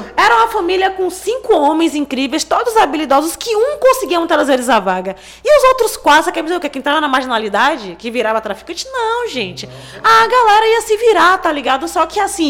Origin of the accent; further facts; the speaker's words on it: Salvador, Bahia, Brazil; eu moro no Jovelha da Federação, inclusive sou nascida e criada lá